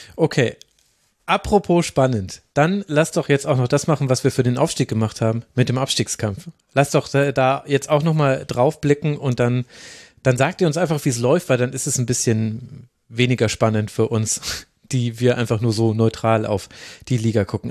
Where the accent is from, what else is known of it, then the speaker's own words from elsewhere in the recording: the region where all the Club fans are, Bavaria, Germany; Ich komme ja genau aus der Region, wo alle Clubfans sind